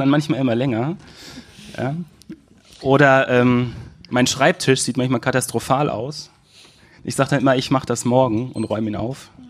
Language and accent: German; Manderbach, Hesse, Germany; born there; Ich komme gebürtig aus, aus Manderbach